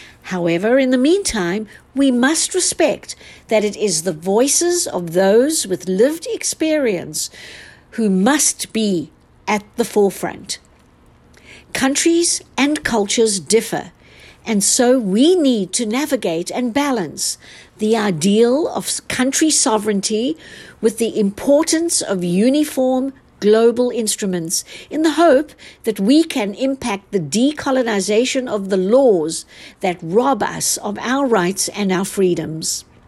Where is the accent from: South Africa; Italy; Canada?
South Africa; born there; I am a South African-born attorney